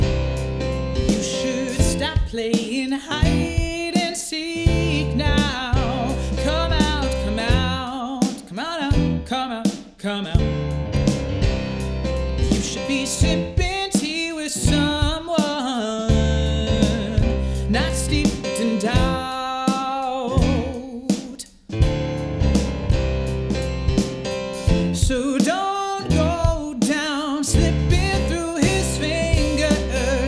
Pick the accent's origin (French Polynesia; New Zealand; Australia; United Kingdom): United Kingdom; accent: British; now in United States; I'm British, I have this lovely accent